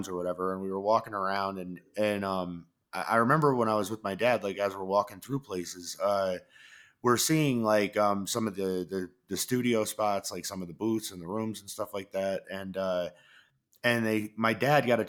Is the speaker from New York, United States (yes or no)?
yes; New York, United States; I grew up in New York